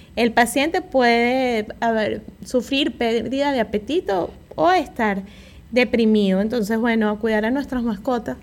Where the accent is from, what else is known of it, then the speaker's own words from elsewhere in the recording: Venezuela; moved away; en mi país habían unas pastillas